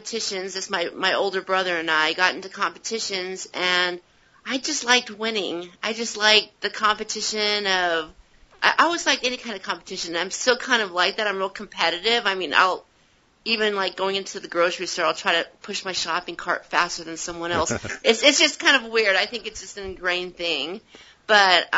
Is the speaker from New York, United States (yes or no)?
no; Southern California, United States; growing up in Southern California